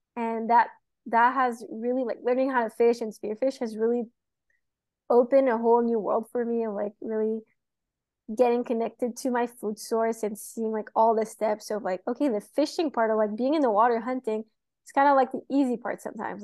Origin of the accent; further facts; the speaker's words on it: Montreal, Quebec, Canada; moved away as an adult; now in Florida, United States; I'm from Montreal, so I grew up in the city